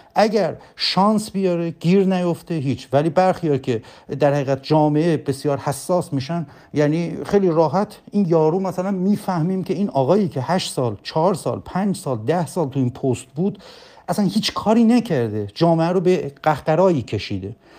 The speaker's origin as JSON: {"language": "Persian", "town": "Bonab", "region": "East Azerbaijan", "country": "Iran", "moved": "yes", "lives_now": "Tabriz, Iran", "said": "بنده اصلیتم تبریزی نیست من اصلیتم بنابیه"}